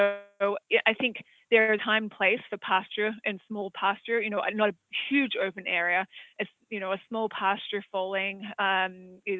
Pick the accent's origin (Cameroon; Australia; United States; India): Australia; accent: Australian; moved away; as you can probably tell from my accent, I'm from Australia